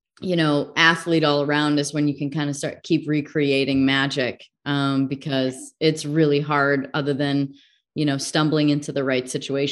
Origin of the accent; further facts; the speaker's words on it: the Midwest, Illinois, United States; I grew up in the Midwest, so we also had our choice of who we thought the worst fans were, living in Illinois.